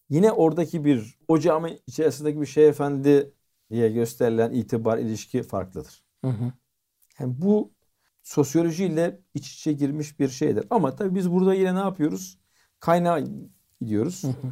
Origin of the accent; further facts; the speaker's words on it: Malatya, Turkey; Bak Malatyalıyım